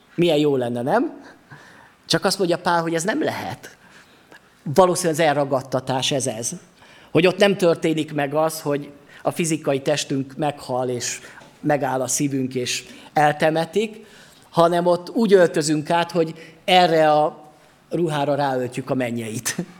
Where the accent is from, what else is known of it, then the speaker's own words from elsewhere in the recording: Sopron, Győr-Moson-Sopron, Hungary; now in Gyula, Hungary; itthon vagyok én most Gyulán, de lehet, hogy otthon érzem magamat Sopronba, mert ott van az én otthonom, ott nőttem föl